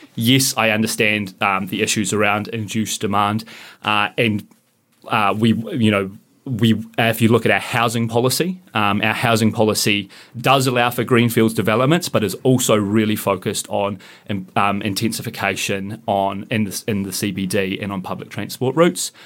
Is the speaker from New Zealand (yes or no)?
yes; New Zealand; moved away as an adult; I grew up in Mifflin and just went to the local, uh, local school down in Mifflin